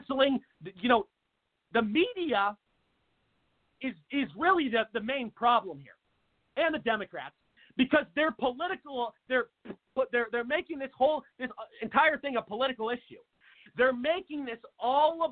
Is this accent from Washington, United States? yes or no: yes; Seattle, Washington, United States; moved away as an adult; now in Arizona, United States; my home state of Washington, a place called – I'm originally from Seattle